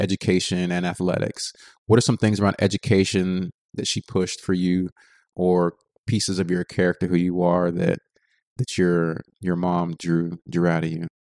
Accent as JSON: {"language": "English", "region": "Texas", "country": "United States", "said": "I'm from Texas"}